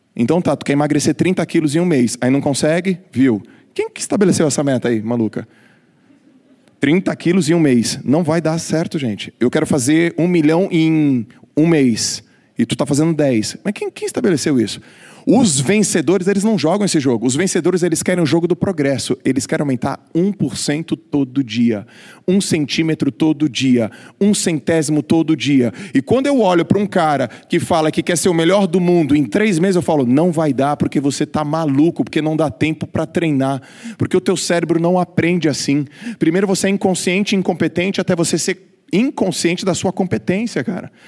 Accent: Santos, São Paulo, Brazil; eu com 15 anos, ganhando algumas competições lá na minha cidade. Eu sou de Santos, embora estar sempre em São Paulo

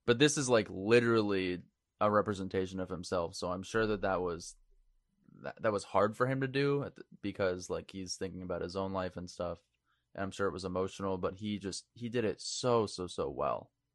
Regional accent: Maine, United States; moved away; we're all from Maine

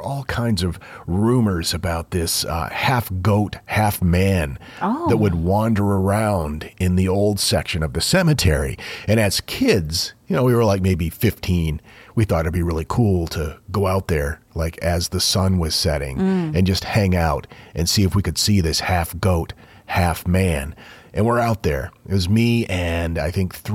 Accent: Houlton, Maine, United States; my hometown of Holton, Maine

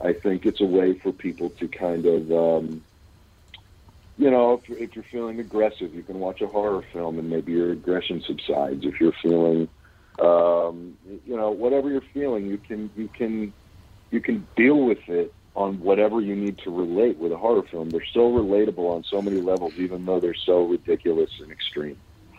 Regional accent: Pittsburgh, Pennsylvania, United States; born or raised there; moved away; also born or lived in Los Angeles / Kentucky

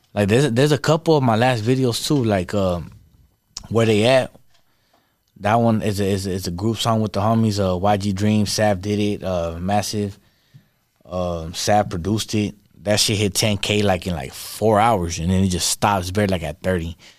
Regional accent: Victorville, California, United States; first language Spanish; English is a second language; I still live in my hometown

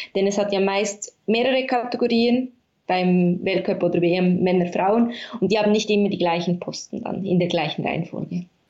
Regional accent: Bern, Switzerland; Ich komme aus Bern und bin auch hier aufgewachsen, also die Hauptstadt

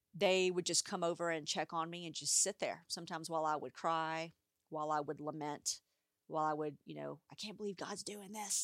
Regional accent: United States; as an American society

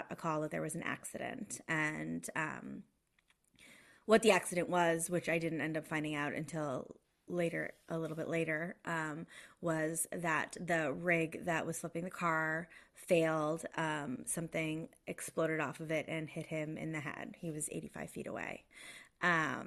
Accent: outside of Boston, Massachusetts, United States; moved away as an adult; also born or lived in Los Angeles; now in Toronto, Canada; I grew up outside of Boston, but I was living in Los Angeles at the time

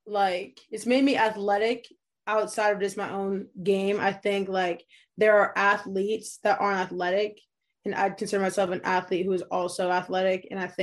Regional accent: New Hampshire, United States; I have a younger sister, so grew up here with her, just playing sports. Kind of away from like the rush of like the ci

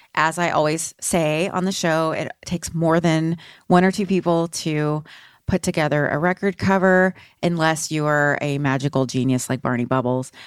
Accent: Texas, United States; moved away as an adult; also born or lived in Austin / Seattle; I'm from Texas

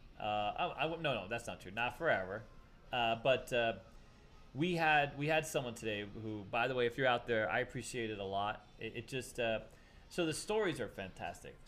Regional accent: East Coast, United States; I'm from the East Coast

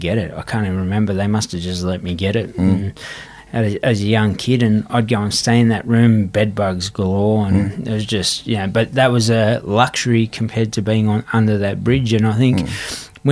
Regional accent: Sydney, New South Wales, Australia; young kid growing up on Everly Street

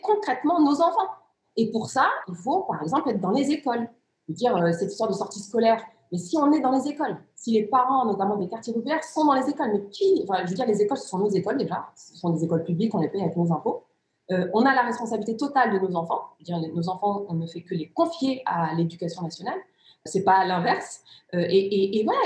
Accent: near Lille, Hauts-de-France, France; first language Riffian; French is a second language; also born or lived in Rif, Morocco; j'ai grandi dans une cité ouvrière, une cité où vivaient pour l'essentiel des, des, immigrés africains

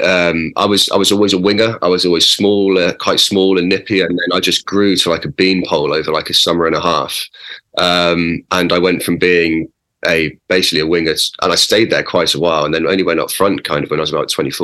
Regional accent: Oxford, South East England, United Kingdom; I grew up in Oxford and playing for Oxford

